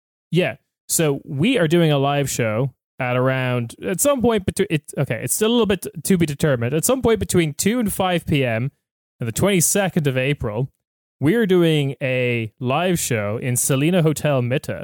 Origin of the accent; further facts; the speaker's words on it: Ireland; as an Irish person